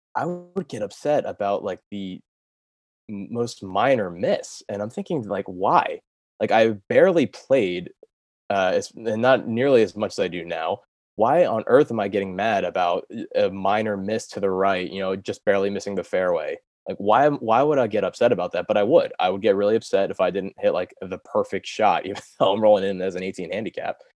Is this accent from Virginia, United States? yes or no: no; Delaware, United States; moved away as an adult; also born or lived in Pennsylvania / outside Manhattan, New York; I'm from Delaware originally